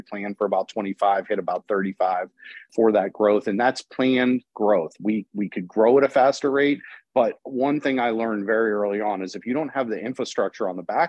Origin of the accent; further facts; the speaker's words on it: Youngstown, Ohio, United States; moved away as an adult; also born or lived in Florida; my hometown, I grew up here, very, very proud of Youngstown, very proud of the community, but it's a little bit different than some other towns across the country. It's what you would consider a proverbial Rust Belt town.